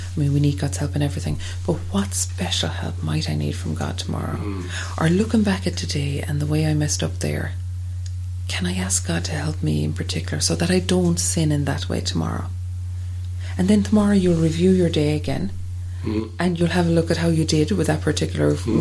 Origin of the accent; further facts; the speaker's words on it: Ireland; as Irish people